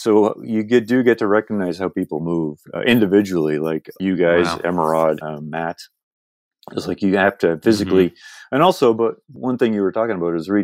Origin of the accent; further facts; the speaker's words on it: United Kingdom; also born or lived in Canada; now in Toronto, Canada; I'm also British.